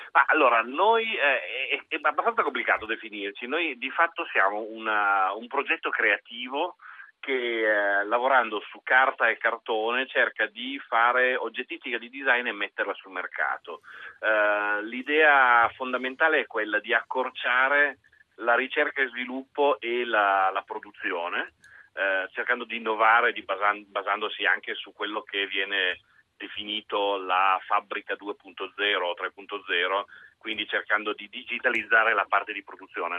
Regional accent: Italy; noi siamo totalmente italiani

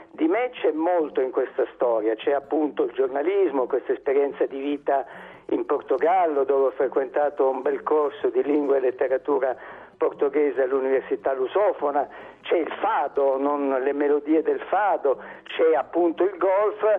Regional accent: Apulia, Italy; io sono pugliese d'origine, insomma Lecce, il Salento

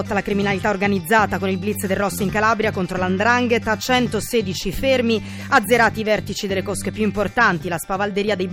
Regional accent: Nigeria; Italian is a second language; now in Carini, Italy; Io vengo da Nigeria, ma abito a Carini.

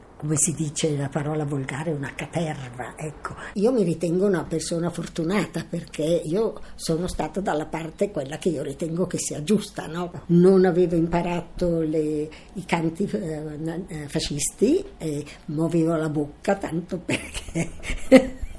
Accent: Milan, Lombardy, Italy; sono nata a Milano il 15 2 1929.

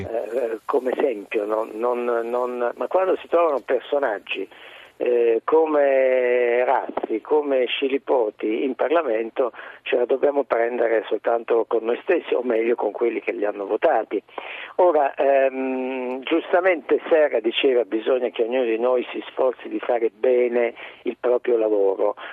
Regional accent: Apulia, Italy; Io sono pugliese

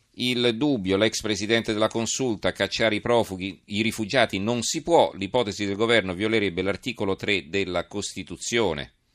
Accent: Italy; noi in Italia, noi italiani

